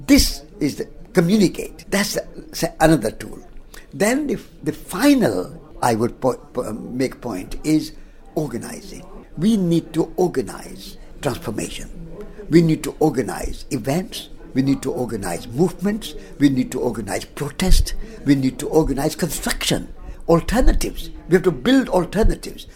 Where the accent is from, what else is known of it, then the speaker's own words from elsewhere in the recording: Rajasthan, India; I was born in Rajasthan, in India